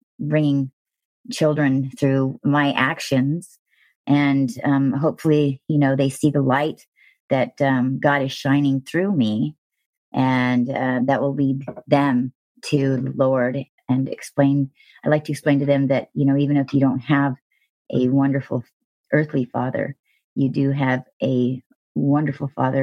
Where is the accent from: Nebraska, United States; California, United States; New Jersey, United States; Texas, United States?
California, United States; Thousand Oaks; born or raised there